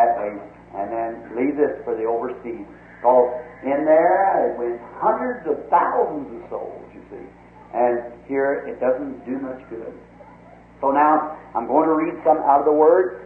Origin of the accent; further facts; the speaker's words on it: United States; I'm an American too